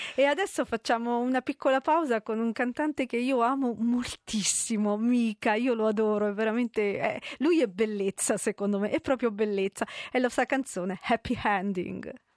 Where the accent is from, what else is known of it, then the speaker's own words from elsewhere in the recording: Campobasso, Molise, Italy; io sono di Campobasso, sono molisana